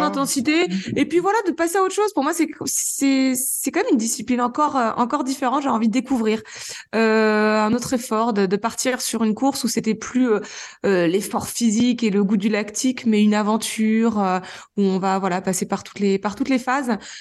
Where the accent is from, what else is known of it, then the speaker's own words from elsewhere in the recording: Normandy, France; moved away as an adult; also born or lived in Réunion / Lozère; now in Mende, France; je suis originaire de Normandie, bon, je le précise parce que j'ai quand même vécu la plus grande partie de ma vie jusqu'à mes 25 ans en Normandie.